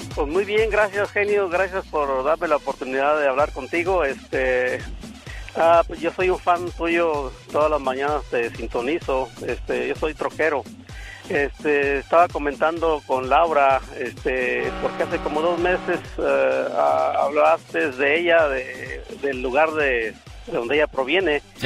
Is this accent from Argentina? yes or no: no; Quiringuicharo, Michoacán, Mexico; now in Modesto, United States; yo soy originario de, de Michoacán